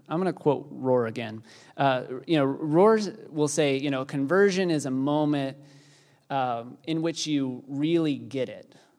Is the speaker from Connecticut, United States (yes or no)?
no; Texas, United States; I am Texan